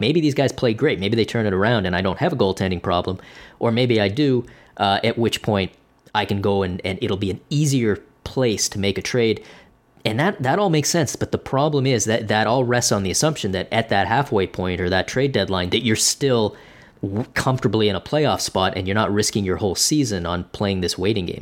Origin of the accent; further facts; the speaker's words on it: Canada; as a Canadian